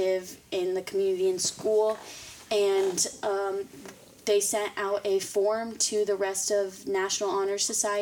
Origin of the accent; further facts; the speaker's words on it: Batesville, Indiana, United States; also born or lived in Florence, Kentucky / Sugar Land, Texas; we moved back to the Midwest, and I've lived in Batesville ever since